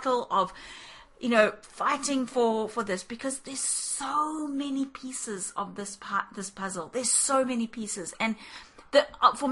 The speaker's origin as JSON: {"language": "English", "country": "South Africa", "tie": "born or raised there", "said": "we grew up in South Africa"}